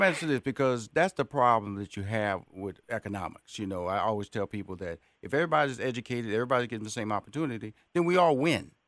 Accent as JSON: {"language": "English", "town": "Houston", "region": "Texas", "country": "United States", "tie": "born or raised there", "also_born_or_lived": "Atlanta, Georgia", "said": "I'm born and raised in Houston."}